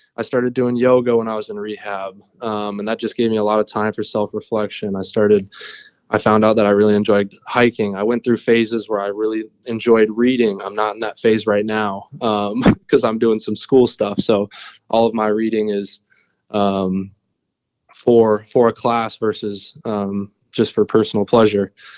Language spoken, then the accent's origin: English; Minnesota, United States; I grew up in Minnesota